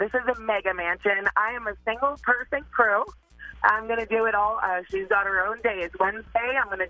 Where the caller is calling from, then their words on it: Sandy Lake, Pennsylvania, United States; I'm calling from Sandy Lake, Pennsylvania, Amish South, USA.